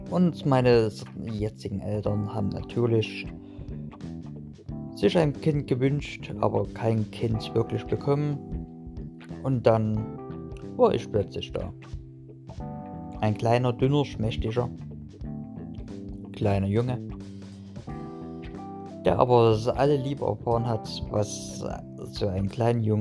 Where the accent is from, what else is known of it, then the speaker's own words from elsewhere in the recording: Burgstädt, Saxony, Germany; Also fangen wir mal an mit der Kindheit, wo ich doch eigentlich herkomme. Ich komme aus Chemnitz oder besser gesagt aus Burgstedt. Das ist ein kleines kleine Stadt in der Nähe von Chemnitz.